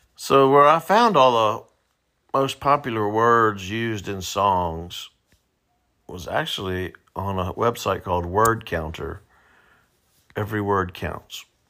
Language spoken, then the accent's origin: English; the South, United States; I say y'all a lot, it's 'cause I'm from the South, and I live in the South